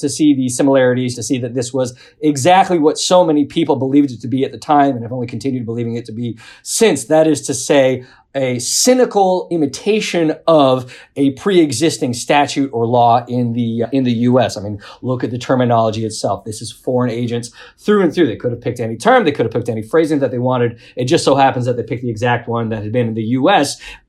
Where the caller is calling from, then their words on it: New York, United States; also born or lived in the South; usually based in New York, I'm calling from the South.